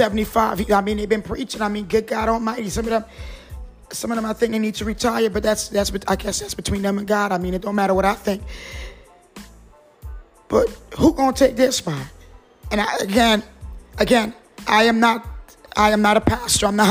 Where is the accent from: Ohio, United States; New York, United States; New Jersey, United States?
New Jersey, United States; also born or lived in Trinidad; now in North Carolina, United States; born in Trinidad and raised in Jersey